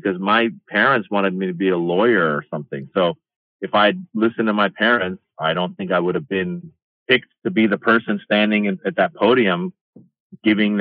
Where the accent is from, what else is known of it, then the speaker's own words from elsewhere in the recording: Iran; now in United States; I'm this kid from Iran